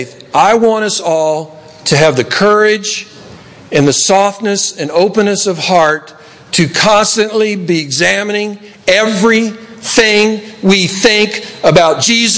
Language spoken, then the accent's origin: English; Tennessee, United States; now in Los Angeles, United States; When I grew up in Tennessee